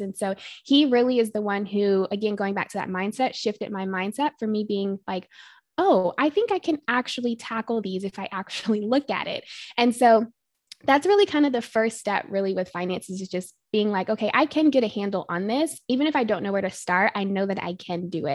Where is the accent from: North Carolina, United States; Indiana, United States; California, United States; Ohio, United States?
North Carolina, United States; moved away as an adult; now in Arizona, United States; I am originally from North Carolina. I went to school out there for undergraduate and grew up all throughout North Carolina